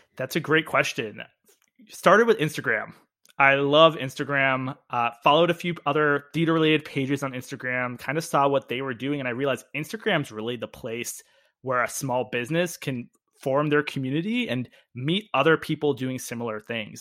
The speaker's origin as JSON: {"language": "English", "area": "D.C.", "region": "District of Columbia", "country": "United States", "tie": "born or raised there", "also_born_or_lived": "Manhattan, New York", "lives_now": "Washington, D.C., United States", "said": "I grew up near Washington, D C"}